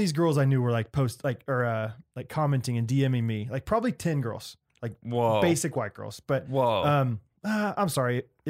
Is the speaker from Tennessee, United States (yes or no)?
no; Texas, United States; What's up? We're from Texas and we are officially sponsored by Beans You.